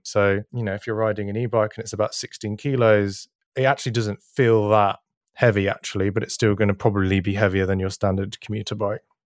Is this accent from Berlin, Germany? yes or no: yes; Berlin, Germany; Berlin, which is my hometown